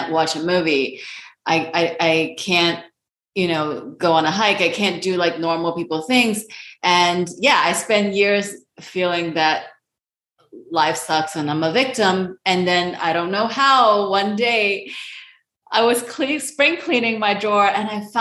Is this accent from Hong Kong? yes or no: yes; Hong Kong; moved away; So I am an Asian immigrant. I'm originally from Hong Kong